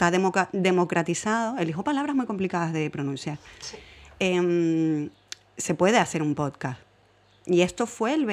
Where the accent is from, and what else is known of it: Fuenlabrada, Community of Madrid, Spain